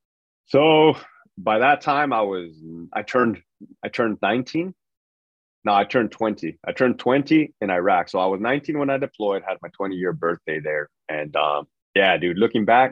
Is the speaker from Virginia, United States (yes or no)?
no; Brawley, California, United States; moved away as an adult; I'm from Brawley, California, small town in the Imperial Valley